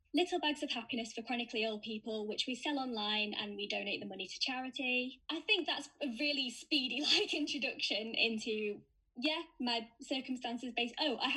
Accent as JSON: {"language": "English", "town": "Sheffield", "region": "Yorkshire and the Humber", "country": "United Kingdom", "lives_now": "York, United Kingdom", "said": "I'm originally from Sheffield, now living in York. I moved here for university"}